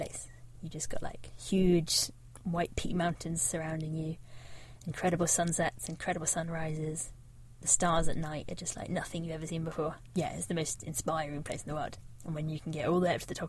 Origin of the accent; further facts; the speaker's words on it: Devon, South West England, United Kingdom; I grew up in Devon, right on the south coast